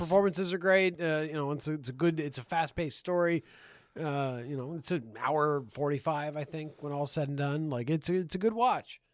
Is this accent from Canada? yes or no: yes; Canada; we're from Canada.